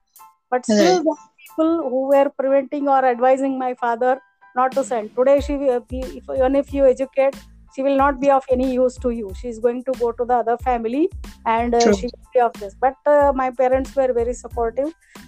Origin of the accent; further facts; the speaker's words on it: Belgaum, Karnataka, India; I was born and brought up in Belgaum only. So my entire education, primary, secondary, till my MBBS was in Belgaum only.